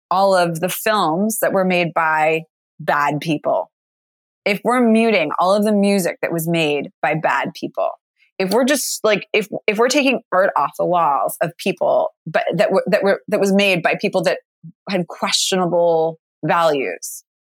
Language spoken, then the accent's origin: English; New York, United States; now in Los Angeles, United States; And now that I live in LA as a New Yorker, I have even more appreciation for those moments.